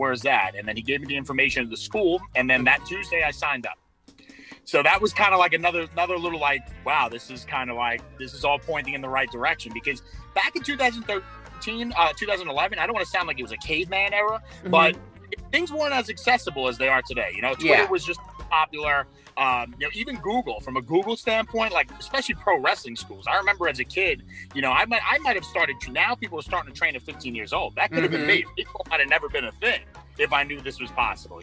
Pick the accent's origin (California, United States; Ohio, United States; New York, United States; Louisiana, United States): New York, United States; New York City; I'm from Brooklyn